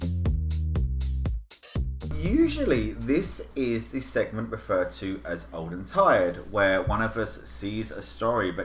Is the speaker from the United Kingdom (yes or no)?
yes; United Kingdom; as a Brit